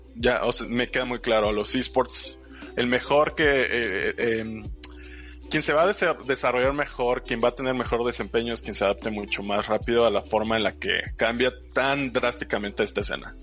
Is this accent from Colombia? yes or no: no; Mexico; como muchos mexicanos